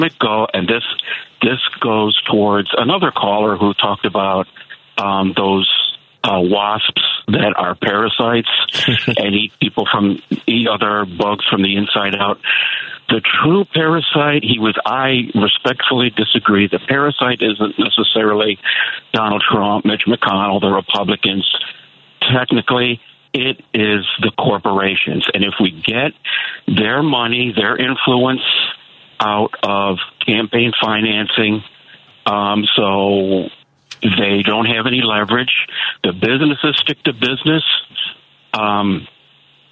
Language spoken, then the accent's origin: English; Chicago, Illinois, United States; now in Clearwater, United States; I'm a Chicagoan and I'm a transplant. I'm down here in Clearwater, Florida